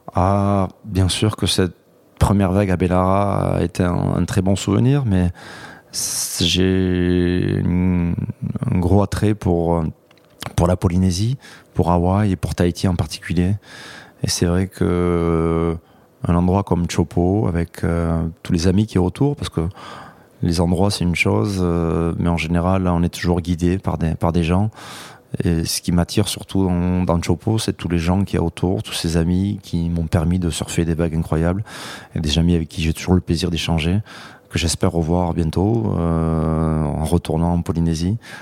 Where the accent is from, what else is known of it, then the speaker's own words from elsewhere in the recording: Hendaye, Nouvelle-Aquitaine, France; Les premières vagues, c'est exclusivement dans ma ville natale d'Andaï, qui est une plage bien particulière au sud de la côte basque, à la frontière avec le Pays basque espagnol